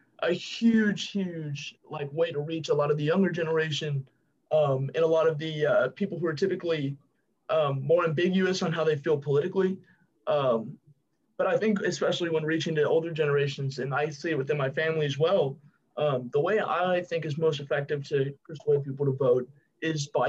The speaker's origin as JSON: {"language": "English", "region": "California", "country": "United States", "moved": "as an adult", "lives_now": "Memphis, United States", "said": "my home state's California"}